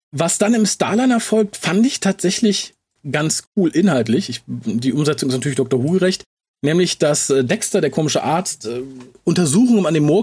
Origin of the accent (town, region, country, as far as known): Düsseldorf, North Rhine-Westphalia, Germany; born or raised there